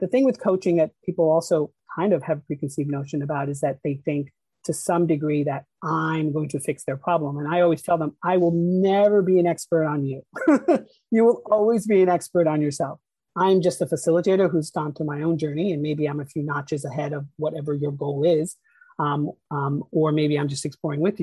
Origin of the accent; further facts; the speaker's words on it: Peekskill, New York, United States; also born or lived in Mumbai, India; Grew up in a little town called Peekskill, which is in Westchester County